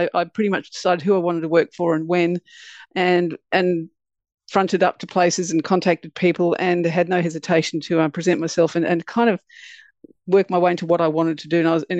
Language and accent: English; Melbourne, Victoria, Australia; So, I grew up in Melbourne, pretty much standard all-girls school. My dad was a doctor.